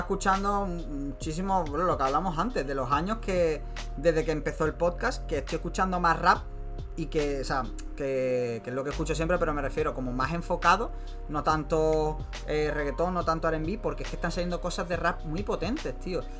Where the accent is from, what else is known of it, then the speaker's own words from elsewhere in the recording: Málaga, Andalusia, Spain; somos de Málaga